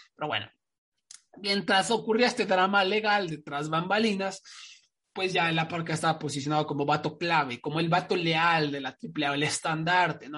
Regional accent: Mexico; como mexicano

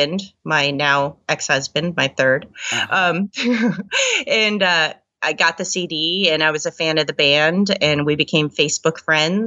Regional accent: the Northwest, Pacific Northwest, United States; I grew up here in the Northwest

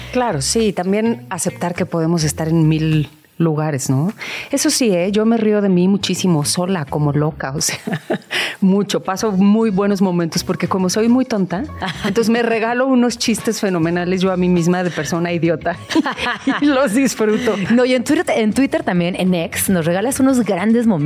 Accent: Nezahualcóyotl, State of Mexico, Mexico; now in Mexico City, Mexico; yo nací en Ciudad Pero bueno. Estado de México.

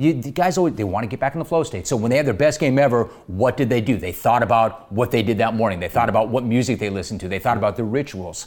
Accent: Los Angeles, California, United States; I grew up in Los Angeles at a very different time

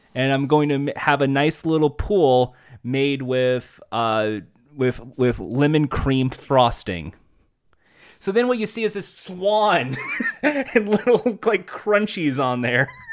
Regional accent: United States; I'm American

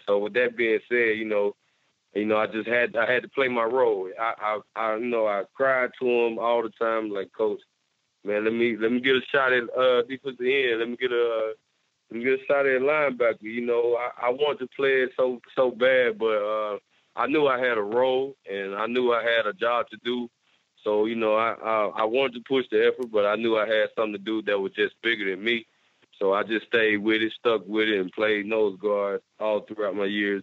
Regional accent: Batesville, Mississippi, United States; I'm a Mississippi guy, and you know, I care for my state, I care for my hometown

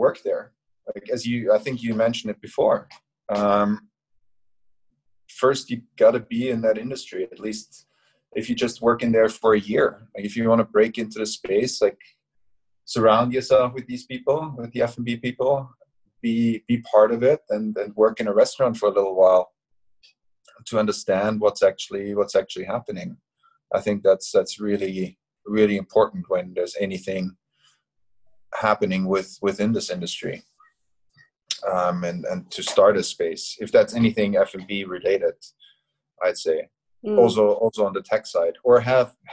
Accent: Austria; now in Hong Kong; my hometown in Austria

